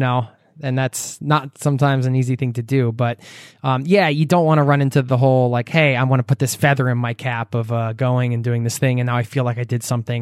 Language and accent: English; United States; moved away as an adult; now in Norway; I live in Norway and I'm American